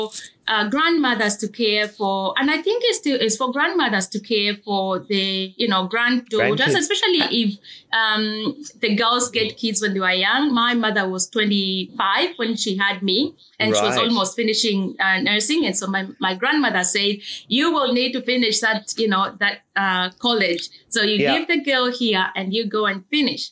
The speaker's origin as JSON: {"language": "English", "region": "eastern Kenya", "country": "Kenya", "tie": "born or raised there", "moved": "as an adult", "lives_now": "Australia", "said": "I grew up in Kenya, in the eastern regions of Kenya"}